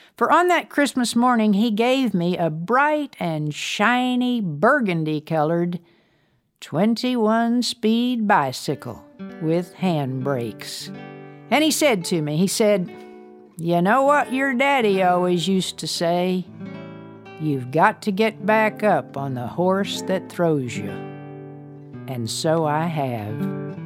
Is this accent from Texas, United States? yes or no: yes; Amarillo, Texas, United States; also born or lived in Brownfield, Texas; to Amarillo, where my grandparents lived, I became something of a city girl